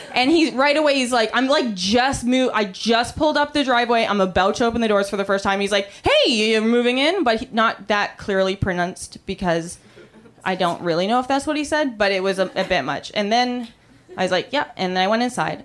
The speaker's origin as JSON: {"language": "English", "country": "Canada", "said": "I'm Canadian"}